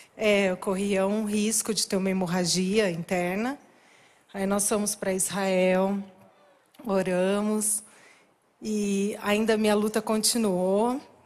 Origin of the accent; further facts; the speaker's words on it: Paraná, Brazil; Nós não somos daqui de São Paulo, somos do Paraná.